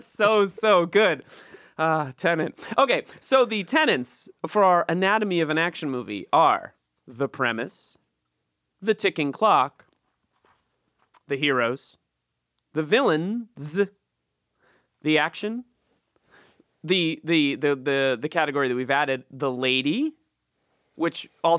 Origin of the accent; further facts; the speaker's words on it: New England, United States; moved away; I grew up in New England, so it was a lot of old style ships, kind of like pilgrim ships or whatever.